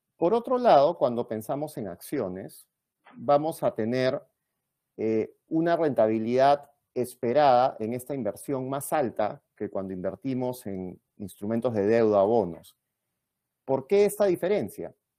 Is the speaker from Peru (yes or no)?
yes; Peru